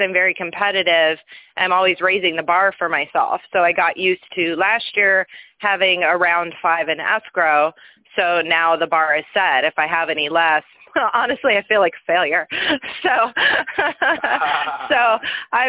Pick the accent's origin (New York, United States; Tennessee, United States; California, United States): California, United States; Palm Desert; I actually grew up in Palm Desert, so this is my hometown